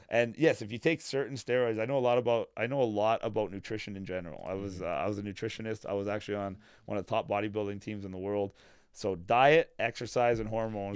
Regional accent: Vaughan, Ontario, Canada; also born or lived in North York, Toronto; I grew up in Woodbridge with a lot of Italians, as a matter of fact.

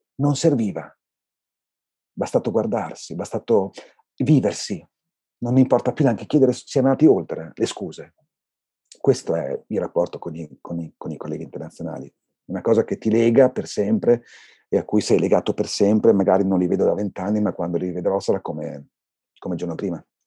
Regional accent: Bologna, Emilia-Romagna, Italy; Io non ho scelto di vivere a Bologna perché sono di Bologna.

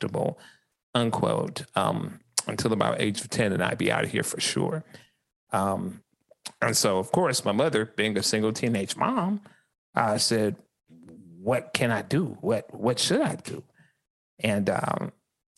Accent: Columbia, South Carolina, United States; I was born right here in Columbia, South Carolina, in the 29203.

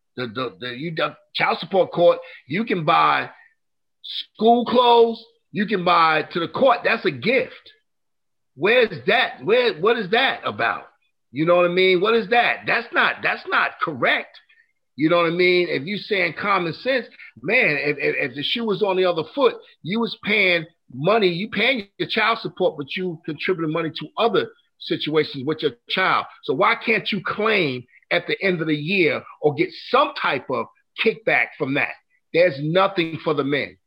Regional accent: New York, United States; now in North Carolina, United States; I'm originally from New York

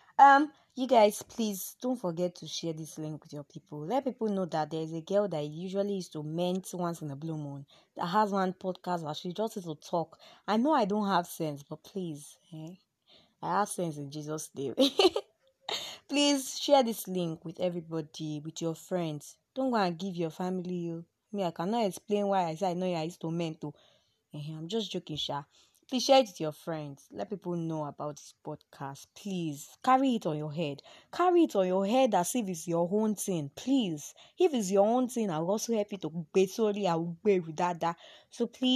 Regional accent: Oyo, Nigeria; accent: Yoruba; also born or lived in Osun State; now in northern Nigeria, Nigeria; I'm from Oyo State

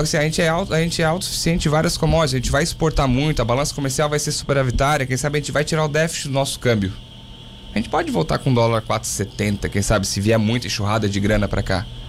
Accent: Laguna, Santa Catarina, Brazil; me criei em Laguna, morei em Laguna dos 5 aos 20

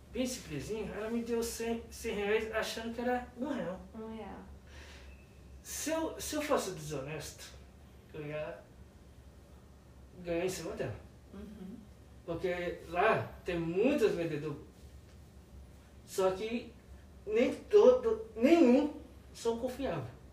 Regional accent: Resende, Rio de Janeiro, Brazil; Para quem não sabe, eu vim de Resende, do Rio de Janeiro.

